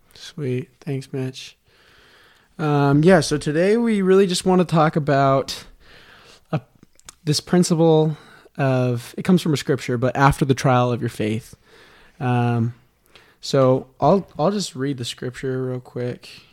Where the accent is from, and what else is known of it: Las Vegas, Nevada, United States; born or raised there